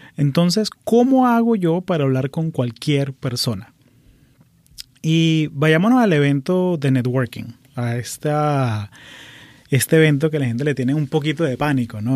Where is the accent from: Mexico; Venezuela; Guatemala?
Venezuela; moved away as an adult; now in United States; Nací en Venezuela, pero llevo 20 años viviendo aquí en Estados Unidos